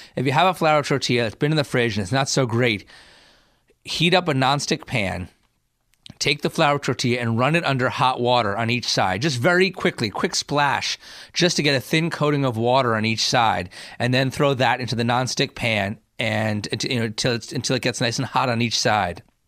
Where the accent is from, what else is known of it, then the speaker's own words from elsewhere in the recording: New Jersey, United States; I grew up in New Jersey